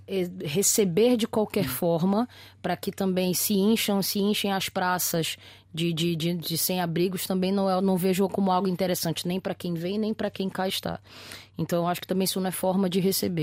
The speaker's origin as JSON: {"language": "Portuguese", "country": "Brazil", "moved": "yes", "lives_now": "Portugal", "said": "eu como brasileiro imigrante aqui nesta terra"}